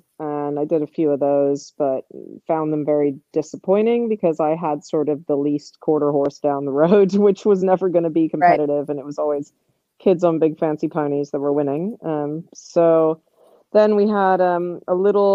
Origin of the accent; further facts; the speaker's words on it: Southern California, United States; there was a little barn down the road from where I grew up in Southern California